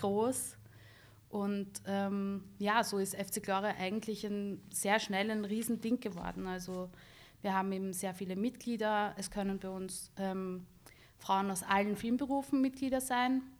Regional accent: Bad Vöslau, Lower Austria, Austria; moved away as an adult; also born or lived in Baden; now in Vienna, Austria; ich bin in Bad Fürslau aufgewachsen, wo meine Eltern auch immer noch leben.

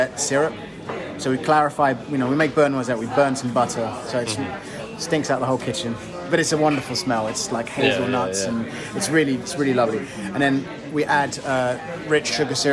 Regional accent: Dagenham, London, United Kingdom; I was born in Dagenham, which is Zone 5, out in the sticks

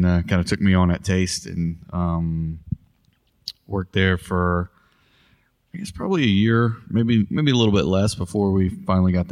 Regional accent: Bayou La Batre, Alabama, United States; now in Mobile, United States; I grew up in the south part of Mobile County, Irvington, Bile Battery area

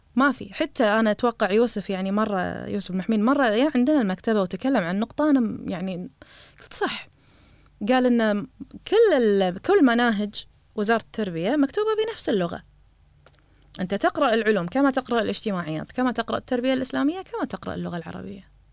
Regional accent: Kuwait; إحنا عندنا بالكويت

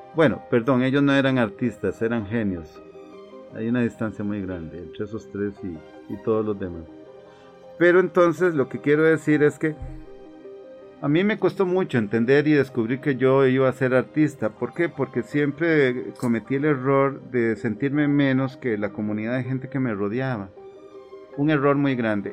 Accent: Cartago, Costa Rica; un artista plástico oriundo de la provincia de Cartago. Nací en el año de 1962

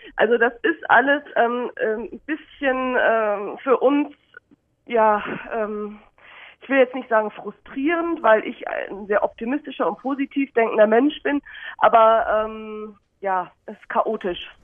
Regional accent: Munich, Bavaria, Germany; moved away; also born or lived in London / Netherlands; Ich bin in meiner Heimat München

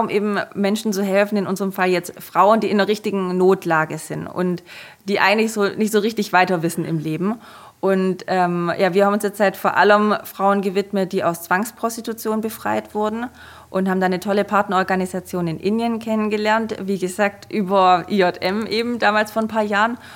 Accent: Germany; Und ich kam halt aus Deutschland, ähm, bin extrem privilegiert aufgewachsen

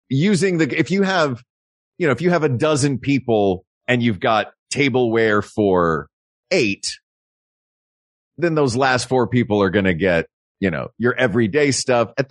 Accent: the South, United States; Maybe as a Southerner

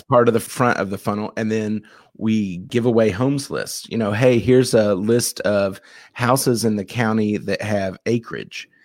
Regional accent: Louisville, Kentucky, United States; also born or lived in Ohio; I'm from Louisville

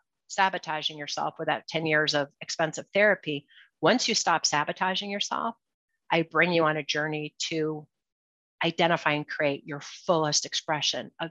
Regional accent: Cleveland, Ohio, United States; I'm from Cleveland, Ohio

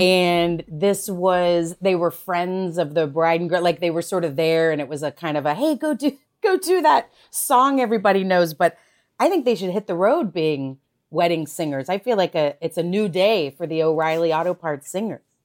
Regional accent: Texas, United States; now in Los Angeles, United States; I'm from Texas. It was too hot

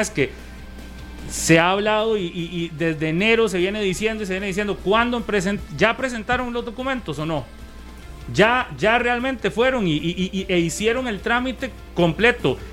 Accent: Costa Rica; todos los ticos entendemos cuando se dice eso

